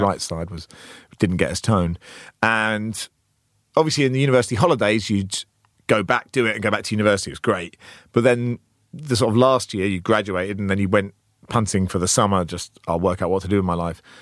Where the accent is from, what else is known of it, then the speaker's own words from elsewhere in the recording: Cambridge, East of England, United Kingdom; also born or lived in Oxford; I grew up in Cambridge